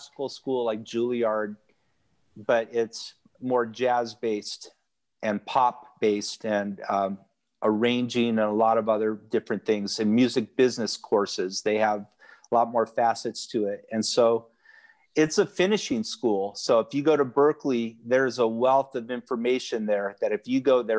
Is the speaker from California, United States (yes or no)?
yes; Santa Cruz, California, United States; also born or lived in Laguna Beach, California; I was born in Laguna Beach, California. I'm a California native. My family moved to Santa Cruz when I was 3. And I grew up, it's a surf town